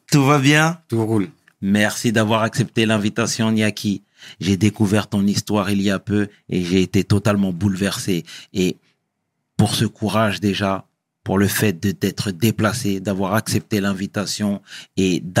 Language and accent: French; Brétigny-sur-Orge, Île-de-France, France; Bretigny-sur-Orge, en 1991. Mhm. 91. T'as toujours grandi là-bas J'ai toujours grandi là-bas.